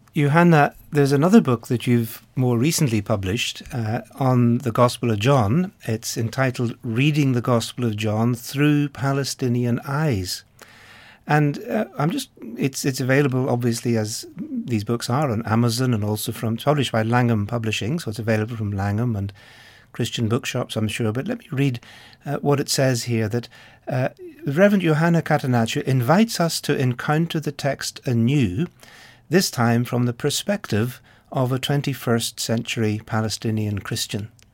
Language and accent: English; Ireland; being Irish myself